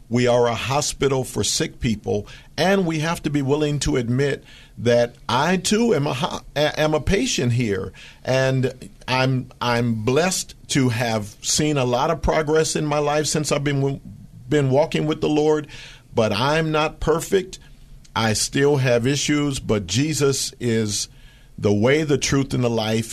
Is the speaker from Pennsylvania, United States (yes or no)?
yes; Philadelphia, Pennsylvania, United States; now in Fremont, United States; That was my hometown